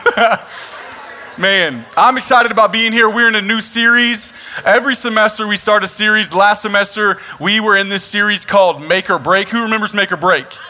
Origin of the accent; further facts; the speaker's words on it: Nacogdoches, Texas, United States; I'm actually born and raised from Nacogdoches, Texas, so this is my hometown